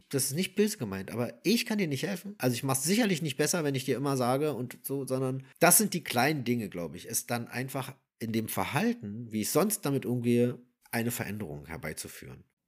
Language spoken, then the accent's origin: German; Berlin, Germany; ursprünglich, äh, also ich komme ja aus Wilmersdorf